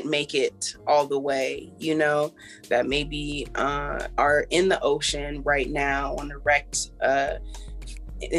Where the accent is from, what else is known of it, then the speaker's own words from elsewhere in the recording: Los Angeles, California, United States; also born or lived in Philadelphia / Joshua Tree, California; now in Philadelphia / Joshua Tree, United States; I'm definitely from Los Angeles, California